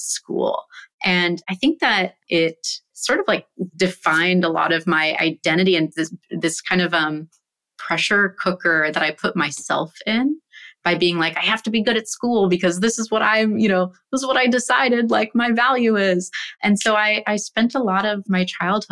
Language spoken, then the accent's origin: English; San Francisco, California, United States; I grew up in San Francisco and have an older sister